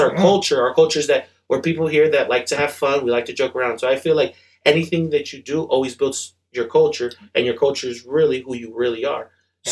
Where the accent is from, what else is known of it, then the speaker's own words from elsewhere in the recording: New York, United States; I'm born in New York. Queens is the borough